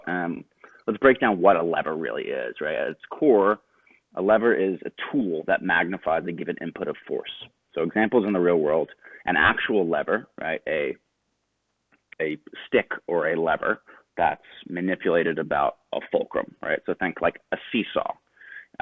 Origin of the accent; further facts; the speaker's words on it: Pelham, New York, United States; I grew up outside New York City in a small town called Pelham